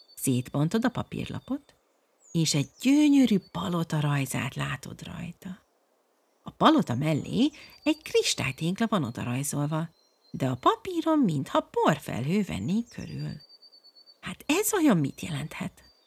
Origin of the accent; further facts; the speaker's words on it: England, United Kingdom; moved away; én, mint egy kilencvenes évek első felében cseperedő kislány Angliában, konkrétan ezeken nőttem fel